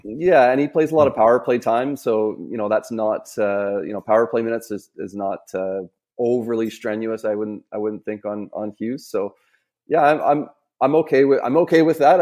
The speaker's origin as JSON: {"language": "English", "town": "Vancouver", "region": "British Columbia", "country": "Canada", "tie": "born or raised there", "said": "around my age that, growing up in Vancouver"}